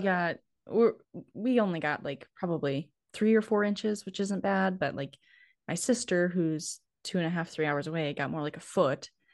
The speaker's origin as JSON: {"language": "English", "town": "Steele", "region": "North Dakota", "country": "United States", "tie": "born or raised there", "also_born_or_lived": "Nebraska", "accent": "northern", "said": "I'm originally from North Dakota. So my hometown is Steele, which is about forty miles east of Bismarck"}